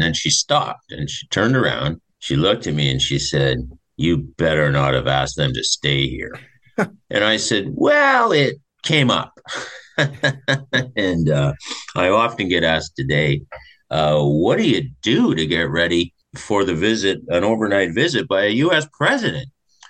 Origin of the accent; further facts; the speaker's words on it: Toronto, Ontario, Canada; when I was growing up in Scarborough, Ontario.